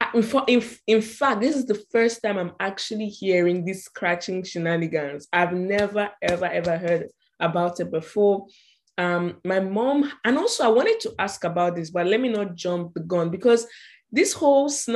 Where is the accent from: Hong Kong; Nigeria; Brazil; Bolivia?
Nigeria; moved away; my culture as a Nigerian or like as an African woman